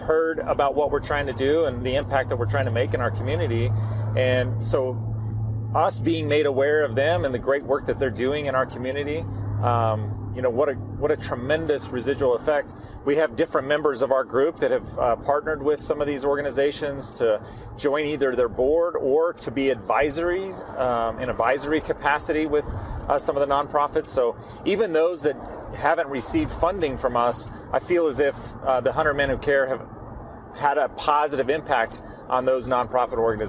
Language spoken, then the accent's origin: English; Bloomfield, New Mexico, United States; moved away as an adult; also born or lived in Las Cruces, New Mexico / Dallas-Fort Worth, Texas; I am born and raised in San Juan County. I mean, went to high school in Bloomfield